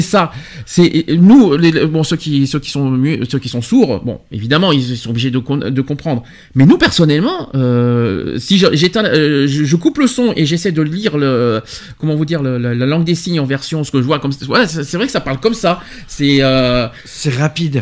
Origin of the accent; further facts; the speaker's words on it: France; chez nous en France